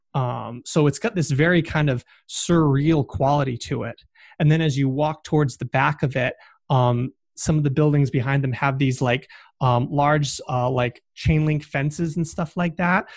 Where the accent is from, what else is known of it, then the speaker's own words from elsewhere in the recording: Massachusetts, United States; I am from Massachusetts